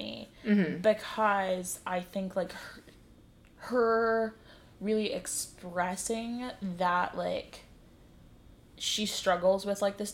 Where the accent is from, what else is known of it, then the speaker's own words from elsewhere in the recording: Cleveland, Ohio, United States; now in Charleston, United States; I'm from Cleveland